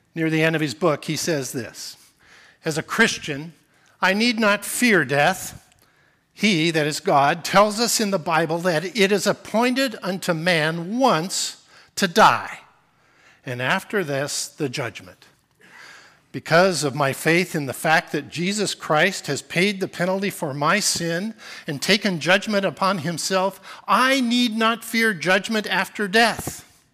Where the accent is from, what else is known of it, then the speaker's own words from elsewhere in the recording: Portland, Oregon, United States; also born or lived in Whiskey Hill, Oregon / Alaska; I grew up in Portland